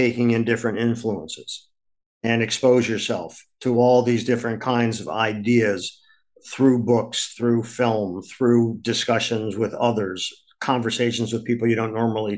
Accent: Akron, Ohio, United States; now in New York City, United States; I grew up in Akron, Ohio

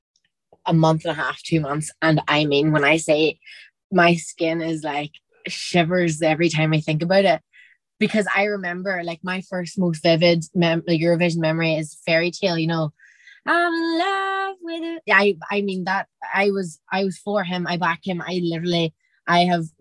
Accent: Derry, Northern Ireland, United Kingdom; I'm from Derry

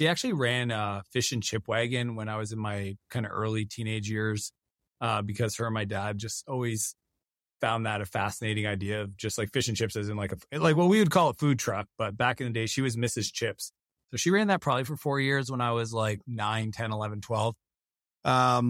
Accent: Canada; driving around the province I grew up in Canada and just listening to him put deals together.

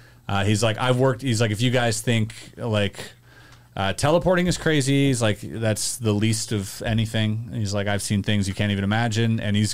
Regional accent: Canada; as a Canadian

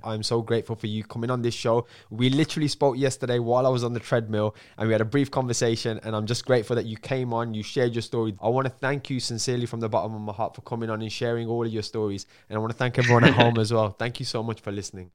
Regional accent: Birmingham, West Midlands, United Kingdom; accent: Birmingham; my accent, because a lot of people in the U K, we have a, we don't have the nicest accent in Birmingham

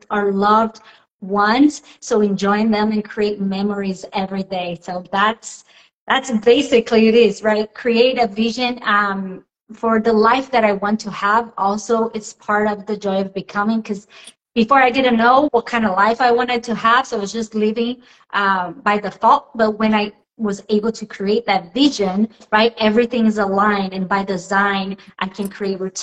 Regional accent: Brazil; English is a second language; moved away; I am originally from Brazil

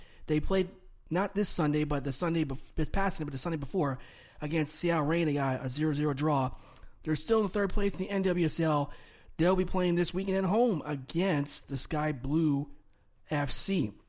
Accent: Germany; born there; I was born in Germany, so I know I got ties to Germany

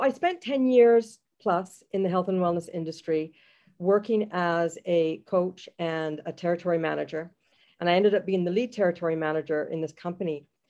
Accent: Jamaica; now in Canada; I am a Jamaican Canadian, proud to call herself that.

